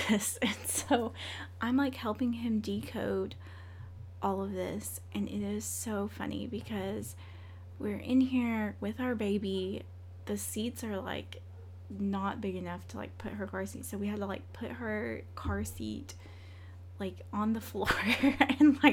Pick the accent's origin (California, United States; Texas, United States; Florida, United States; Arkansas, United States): Arkansas, United States; Central; moved away as an adult; now in Northwest Arkansas, United States; we're from Central Arkansas